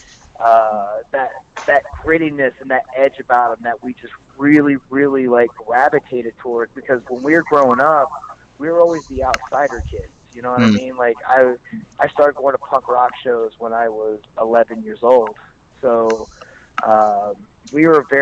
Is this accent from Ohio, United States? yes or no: yes; Dayton, Ohio, United States; growing up in Dayton, Ohio